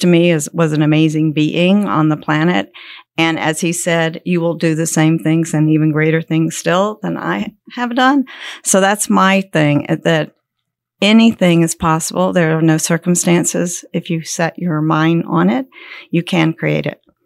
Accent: Columbia, South Carolina, United States; now in Gold Hill, United States; I was born in Columbia, South Carolina

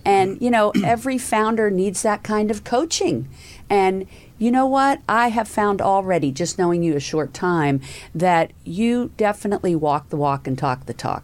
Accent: the South, United States; accent: southern; I, I see my southern accent jumped in there for a second

